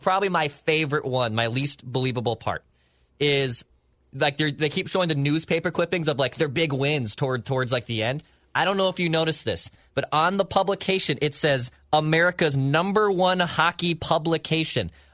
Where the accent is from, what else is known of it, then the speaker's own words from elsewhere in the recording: St. Paul, Minnesota, United States; As someone who grew up a St. Paul kid, I grew up in St. Paul